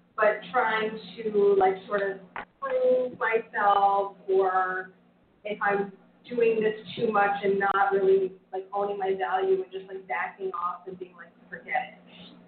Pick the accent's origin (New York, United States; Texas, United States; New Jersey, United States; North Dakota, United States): New Jersey, United States; New Jersey, the other side.